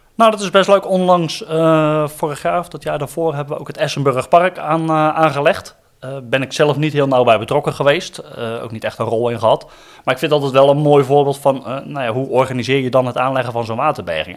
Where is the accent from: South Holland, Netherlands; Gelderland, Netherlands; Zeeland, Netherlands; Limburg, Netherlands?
South Holland, Netherlands; Rotterdam; ik kom dan uit Rotterdam